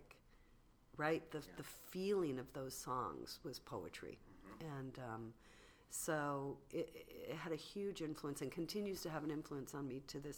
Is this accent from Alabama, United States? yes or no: no; San Diego, California, United States; I grew up in San Diego